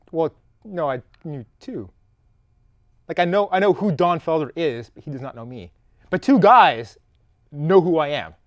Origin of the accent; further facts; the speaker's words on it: Canada; moved away; I am Canadian.